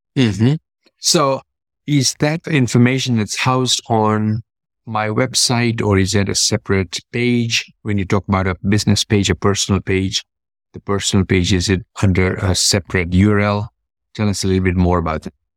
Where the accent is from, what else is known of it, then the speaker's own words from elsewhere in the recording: Kenya; I was born and raised in Kenya